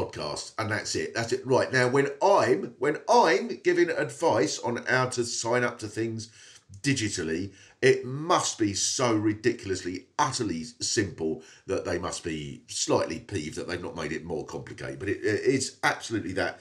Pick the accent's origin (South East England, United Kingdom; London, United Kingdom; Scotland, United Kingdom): South East England, United Kingdom; Swanley; I come from Swanley, which is about 4 miles from there.